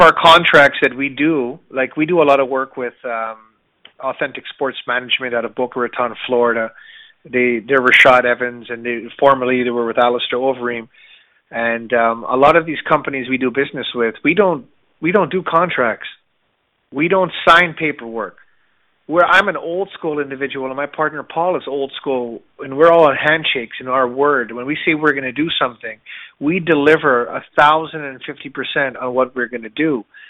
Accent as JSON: {"language": "English", "country": "Canada", "tie": "born or raised there", "said": "I was born in Canada, but my mother's from the Caribbean"}